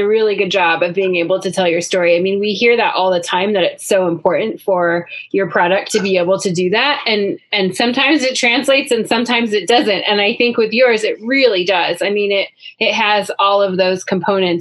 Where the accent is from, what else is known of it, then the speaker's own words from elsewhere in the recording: Mount Hood, Oregon, United States; I grew up on Mount Hood, and there was a candy shop, the Oregon Candy Farm